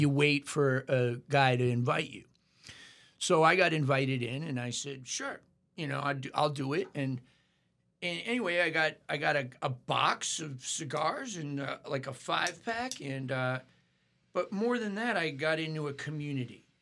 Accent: Portland, Maine, United States; also born or lived in Nashville; now in New Orleans, United States; born and raised in Portland, Maine

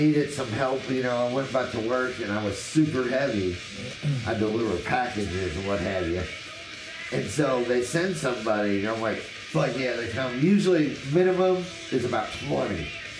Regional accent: Tennessee, United States; I'm not from here. I'm from Tennessee.

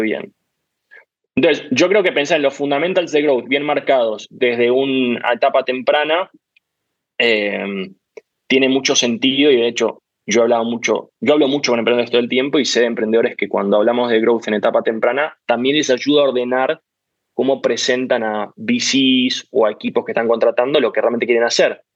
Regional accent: Argentina; Yo soy muy argentino

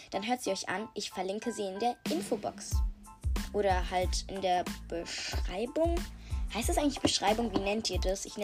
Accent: Germany; born there; Äh, ja, und ich bin auch, also ich bin in Deutschland geboren.

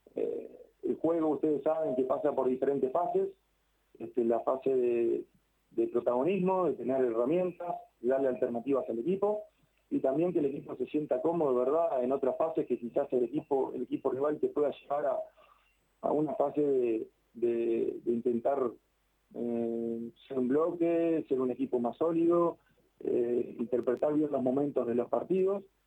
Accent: Uruguay; moved away as an adult; now in Santa Fe, Argentina; El fútbol argentino en Uruguay lo vivimos mucho.

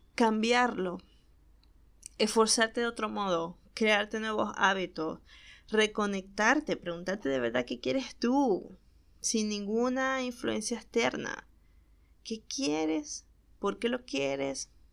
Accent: Maracaibo, Zulia, Venezuela; accent: Maracucho; now in Argentina; estoy muy acostumbrada a hablar en maracucho, eh, eso que ustedes acaban de escuchar, el vos sabéis, vos podéis y vos te lo compráis, es la forma en que hablamos en Maracaibo

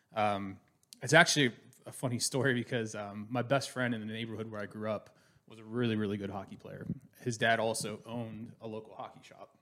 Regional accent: Pittsburgh, Pennsylvania, United States; moved away; I'm originally from Pittsburgh, Pennsylvania, born

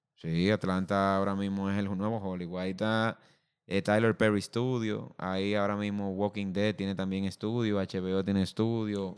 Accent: Dominican Republic; nosotros como dominicanos

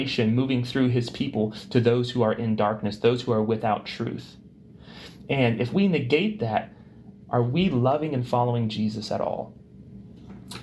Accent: United States

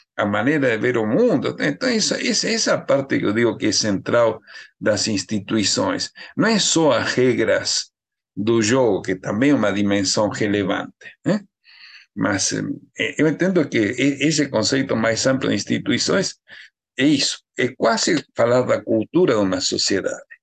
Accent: Argentina; accent: Argentine; Portuguese is a second language; moved away as an adult; now in Brazil; pelo sotaque deve dar para ver que eu sou argentino, né? Eu estava na Argentina estudando biologia

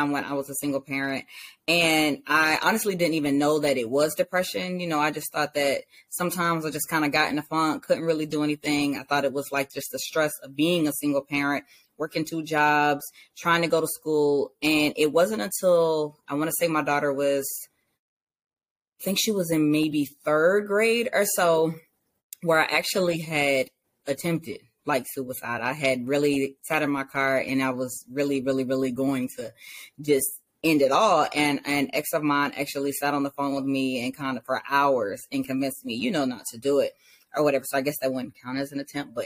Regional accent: Savannah, Georgia, United States; now in Virginia, United States; I am originally from Savannah, Georgia. I reside in Virginia now.

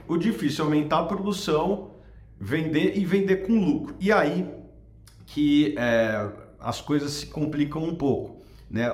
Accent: Brazil; como brasileiro

